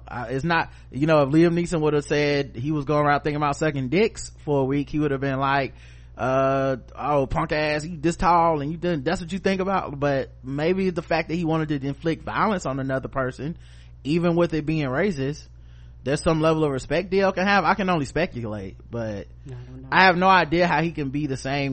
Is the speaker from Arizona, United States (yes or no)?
no; North Carolina, United States; We're from North Carolina